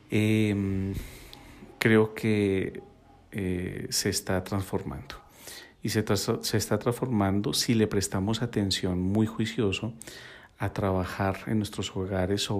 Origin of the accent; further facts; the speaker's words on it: Bogotá, Colombia; also born or lived in Quito, Ecuador; desde joven vivo en Bogotá, nací en Quito, Ecuador y puedo, que, puedo decir que gracias a, mis raíces aprendí la importancia de la conexión con la naturaleza y la ancestralidad.